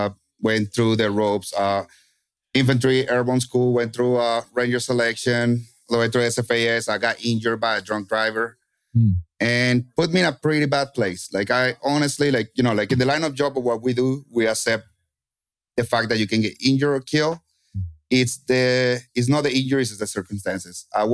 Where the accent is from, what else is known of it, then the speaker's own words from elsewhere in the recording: Kentucky, United States; as you say, I'm from Kentucky. So I was Kentucky winding the entire time.